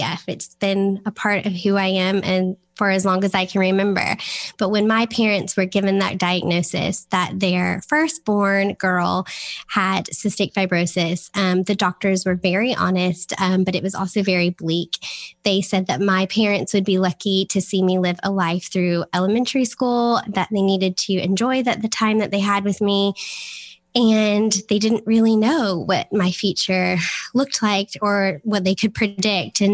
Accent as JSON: {"language": "English", "region": "Florida", "country": "United States", "tie": "born or raised there", "moved": "as an adult", "lives_now": "Manchester, United Kingdom", "said": "I am originally from Florida, a small town in Florida. And I moved over here in 2012"}